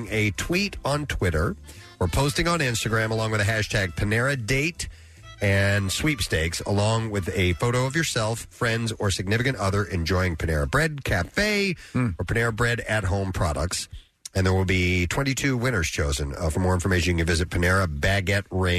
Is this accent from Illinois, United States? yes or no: no; St. Louis, Missouri, United States; now in Philadelphia, United States; I grew up in St. Louis